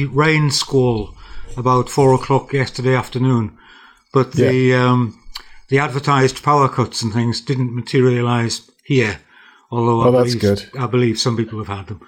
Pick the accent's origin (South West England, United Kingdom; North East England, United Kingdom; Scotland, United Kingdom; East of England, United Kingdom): North East England, United Kingdom; North Shields; also born or lived in Durham; I was brought up in North Shields. My childhood was through the 50s, really